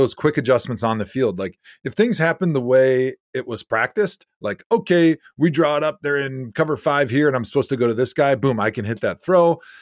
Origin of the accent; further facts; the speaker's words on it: Wisconsin, United States; I grew up in Wisconsin, grew up a Packer fan.